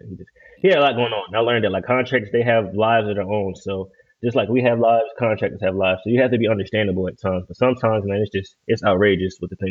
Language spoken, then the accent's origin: English; Baltimore, Maryland, United States; moved away; I'm from Baltimore City.